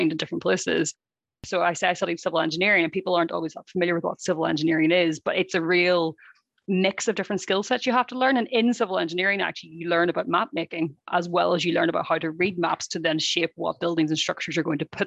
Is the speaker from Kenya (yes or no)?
no; Ireland; I come from Ireland, which is a small island